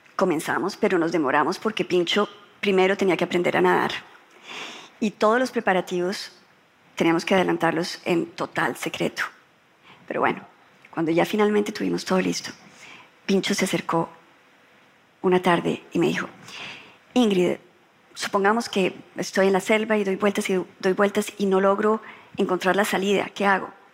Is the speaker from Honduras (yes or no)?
no; Colombia; cuando yo ingresé a la política en Colombia